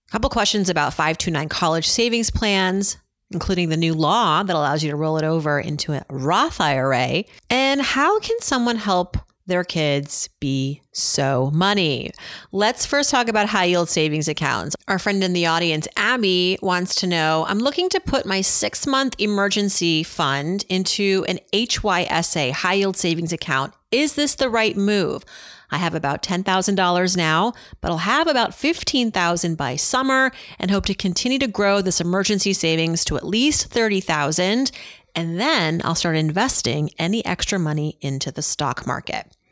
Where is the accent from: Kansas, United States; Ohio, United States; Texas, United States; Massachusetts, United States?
Massachusetts, United States; Worcester; you know I'm from Worcester